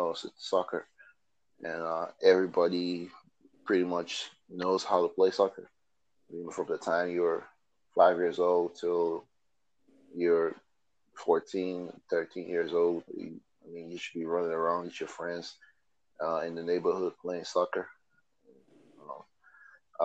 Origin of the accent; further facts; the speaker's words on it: Delta, Nigeria; now in United States; I'm from Delta State, Nigeria